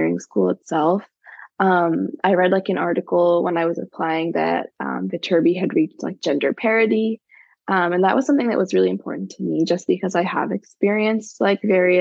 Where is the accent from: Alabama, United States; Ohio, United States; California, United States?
California, United States; Los Angeles; I grew up like a little bit north of the of Los Angeles, in the San Fernando Valley